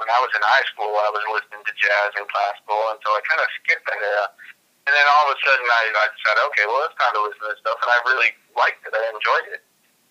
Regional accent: St. Louis, Missouri, United States; moved away as an adult; also born or lived in Illinois; now in Oakland, United States; When I was growing up in St. Louis

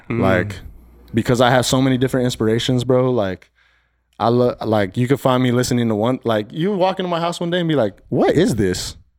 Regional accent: Silver City, New Mexico, United States; now in Phoenix, United States; From New Mexico, Silver City, New Mexico.

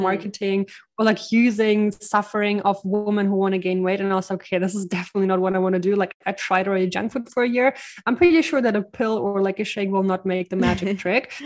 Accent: Ukraine; also born or lived in Germany; now in Bali, Indonesia; I'm originally from the Ukraine

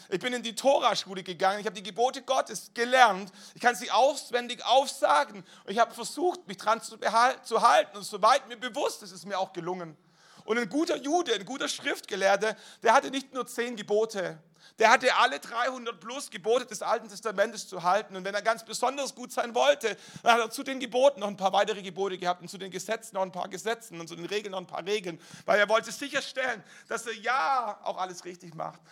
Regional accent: Germany; als deutsche Staatsbürger

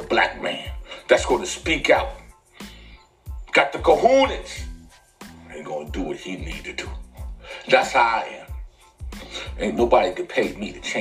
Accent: New York City, New York, United States; I'm from the Bronx

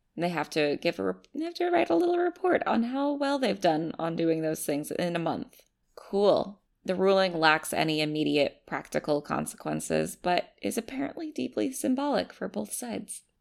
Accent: United States; I'm just an American

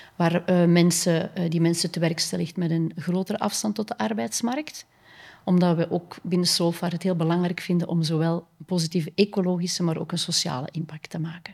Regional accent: Kortrijk, Flanders, Belgium; also born or lived in Ghent / Spain; ik ben eigenlijk als kind opgegroeid in Kortrijk, West-Vlaanderen

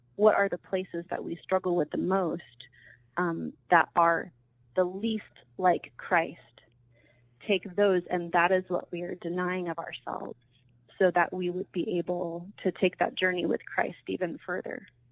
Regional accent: San Diego, California, United States; moved away as an adult; I was born and raised in San Diego

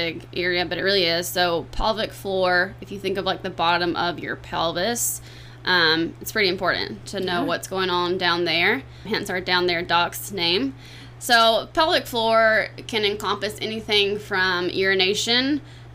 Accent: South Carolina, United States; moved away as an adult; also born or lived in Florida; now in Clearwater, United States; I'm not from Florida, so I'm from South Carolina

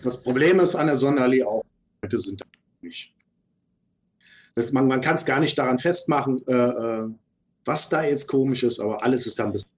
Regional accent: Berlin, Germany; wir als Berliner

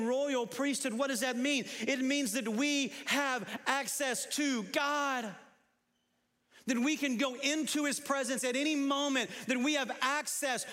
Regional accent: United States; I'm a Christian before I'm an American.

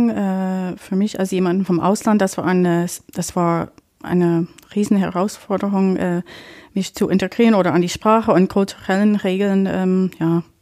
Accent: Syracuse, New York, United States; now in Dresden, Germany; ich komme ursprünglich aus Syracuse, New York.

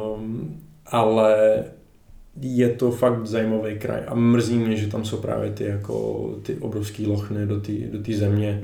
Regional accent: Chomutov, Ústí nad Labem Region, Czechia; jsem z Chomutova

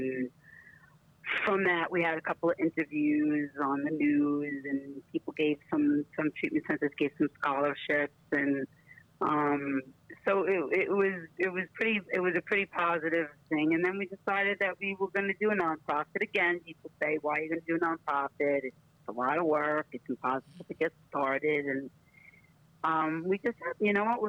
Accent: New York City, New York, United States; moved away as an adult; now in Florida, United States; I am from Brooklyn, New York, originally

